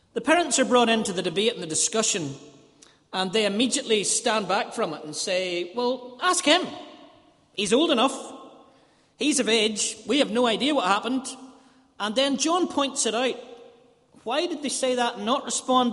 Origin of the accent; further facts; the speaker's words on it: Ballymena, Northern Ireland, United Kingdom; moved away as an adult; also born or lived in Dublin; I was from Ballymena